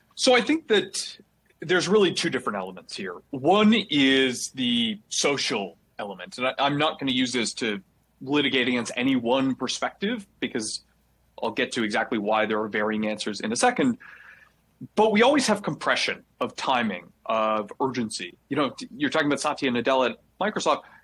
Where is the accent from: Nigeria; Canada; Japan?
Canada; I'm Canadian